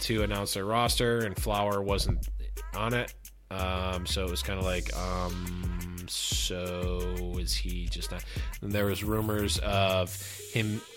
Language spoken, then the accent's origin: English; Buffalo, New York, United States; I'm from Buffalo, and Buffalo is kind of like, basically Canada